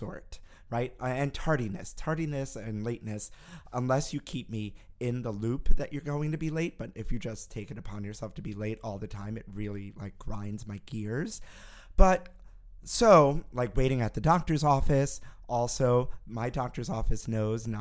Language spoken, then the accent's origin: English; New York City, New York, United States; growing up in Brooklyn where I did, there was an Entenmann's bakery around the block